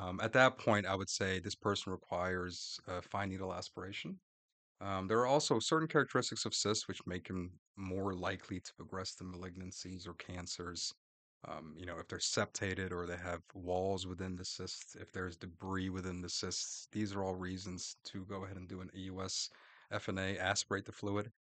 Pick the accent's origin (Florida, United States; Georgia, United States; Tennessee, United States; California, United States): Florida, United States; Orlando; also born or lived in Gainesville, Florida; now in Jacksonville, United States; I'm a Florida boy. I grew up in Florida, in Orlando